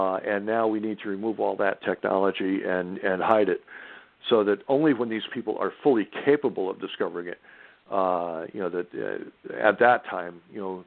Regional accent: Norwalk, Connecticut, United States; moved away as an adult; also born or lived in Harrisburg, Pennsylvania; now in Rhode Island, United States; I live in Rhode Island. I was born and raised in Connecticut, Norwalk, Connecticut.

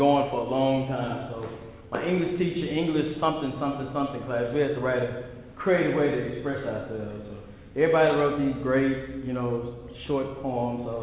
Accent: Dallas, Texas, United States; I'm from Oak Cliff, Texas

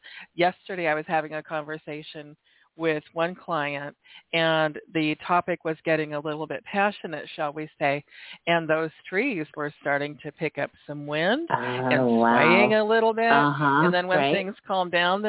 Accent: Oregon, United States; born there; also born or lived in Washington / California; I was born in Oregon, lived in Washington.

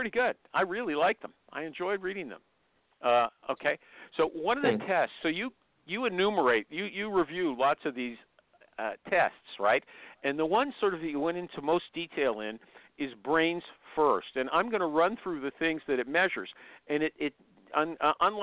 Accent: Canada; I'm Canadian.

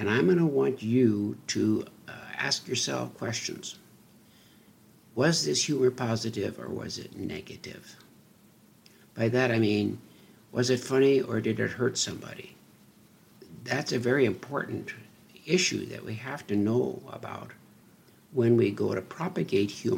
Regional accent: North Dakota, United States; I grew up in North Dakota

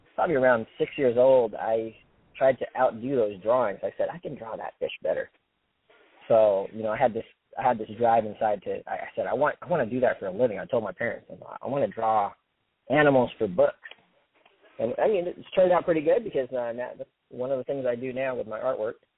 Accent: San Diego, California, United States; I'm from San Diego, California

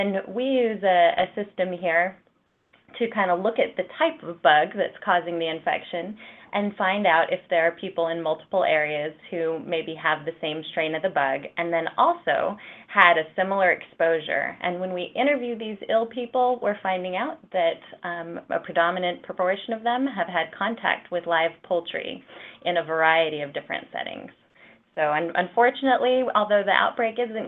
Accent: New Mexico, United States; moved away; also born or lived in Colorado; I'm actually originally from New Mexico in a really, really tiny rural area. I grew up in a ranch type background

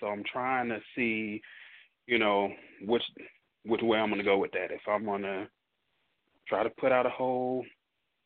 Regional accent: Detroit, Michigan, United States; now in Dallas, United States; I'm from Detroit

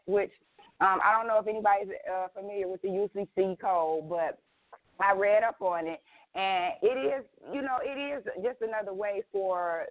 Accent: Detroit, Michigan, United States; I'm born and raised in Detroit

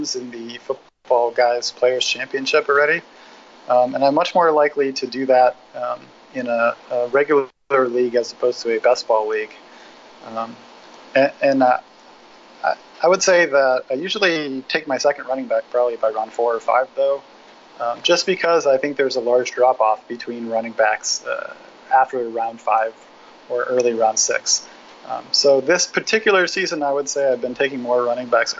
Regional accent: Eugene, Oregon, United States; I grew up in Eugene, Oregon

